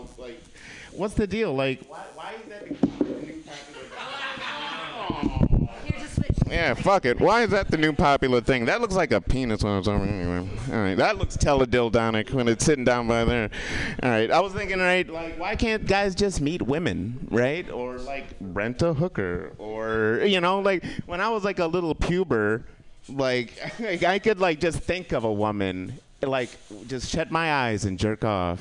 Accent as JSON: {"language": "English", "town": "Kalamazoo", "region": "Michigan", "country": "United States", "tie": "born or raised there", "moved": "yes", "said": "my hometown, Kalamazoo"}